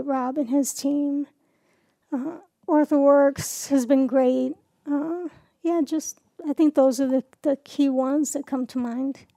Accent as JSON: {"language": "English", "town": "New York City", "region": "New York", "country": "United States", "tie": "born or raised there", "moved": "as an adult", "lives_now": "Warsaw, United States", "said": "I grew up in New York City"}